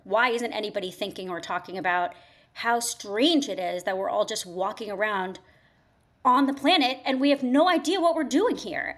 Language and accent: English; Fairfield County, Connecticut, United States; moved away as an adult; also born or lived in New York / London; I was born and raised in Connecticut, in the suburbs of New York City, so, you know, southern Connecticut, Fairfield County